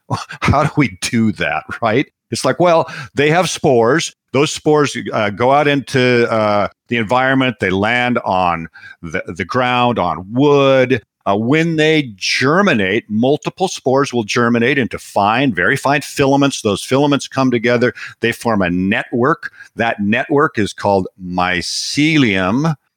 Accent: Seattle, Washington, United States; I was raised in Seattle and grew up in Seattle

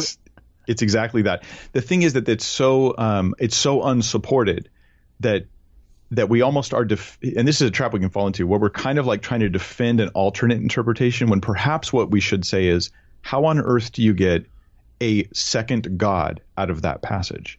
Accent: California, United States; I'm a Californian guy

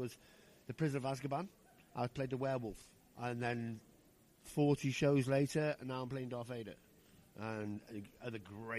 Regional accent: Rhyl, Wales, United Kingdom; Well, I'm from Rhyl. So if you're from Rhyl, you'll know me from Rhyl.

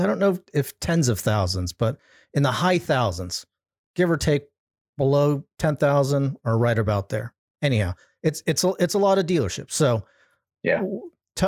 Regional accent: California, United States; my home state

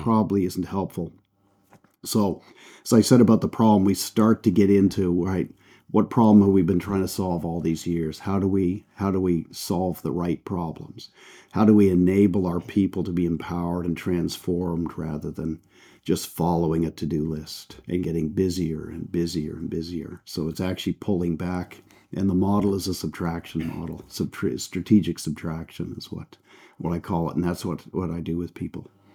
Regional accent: Canada; accent: Canadian; moved away as an adult; also born or lived in United Kingdom; Canadian, so you can tell by the accent. That's where I That's where I grew up.

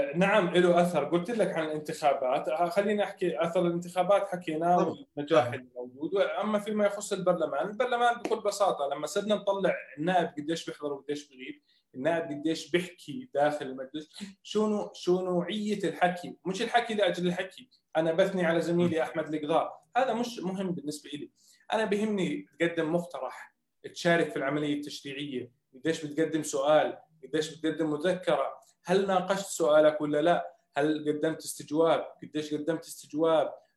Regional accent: Jordan; احنا ناس اردنيين

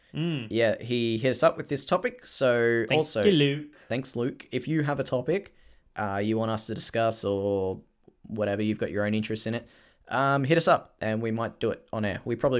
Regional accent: Australia; I am Australian.

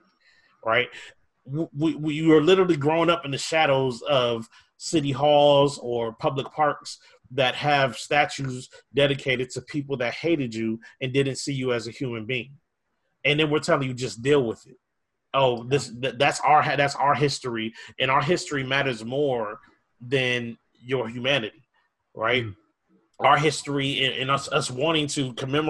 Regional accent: Minneapolis, Minnesota, United States; I grew up in Minneapolis

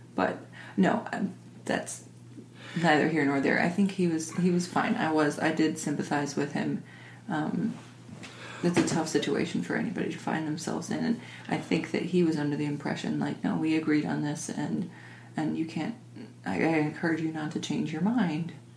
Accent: suburb of Detroit, Michigan, United States; we were in a wealthy suburb of Detroit

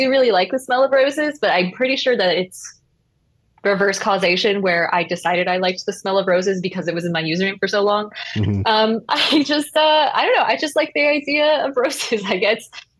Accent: Portland, Oregon, United States; I grew up in the Rose City up in Portland

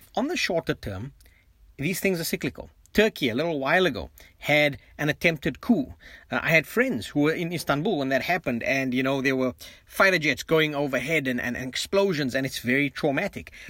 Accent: South Africa; now in Canada; I'm still South African, you know, at heart, in mind, in spirit.

